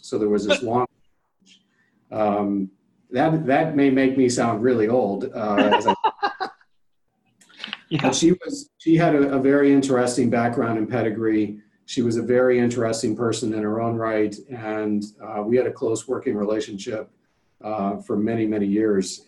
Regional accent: Cincinnati, Ohio, United States; also born or lived in Cleveland; growing up in Cincinnati during the, the height of the Big Red Machine

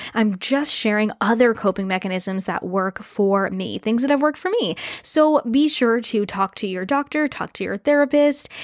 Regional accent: New England, United States; moved away as an adult; now in Canada; I moved up to Canada, even though I grew up in New England

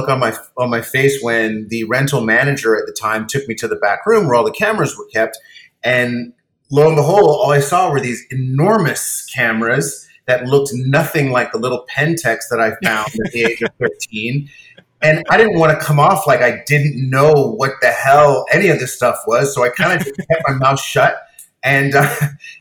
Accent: Cayman Islands; I grew up on an island, I grew up in the Cayman Islands on the main island, Grand Cayman

